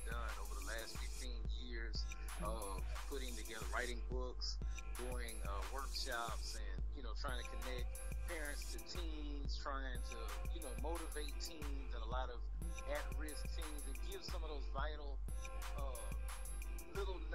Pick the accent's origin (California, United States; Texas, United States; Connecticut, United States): Texas, United States; Port Arthur; moved away as an adult; also born or lived in San Antonio, Texas / Austin, Texas; now in Dallas, United States; I'm a Texas boy, a real Texas boy. I'm from a city called Fort Arthur, Texas